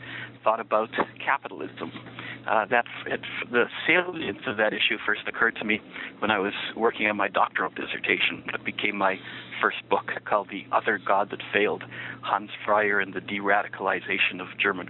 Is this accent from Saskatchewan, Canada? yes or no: no; Niagara Falls, Ontario, Canada; moved away as an adult; also born or lived in Jerusalem, Israel / New York, United States; now in Washington, D.C., United States; I was born in Niagara Falls, Ontario, and that's where I grew up for the first 18 years of my life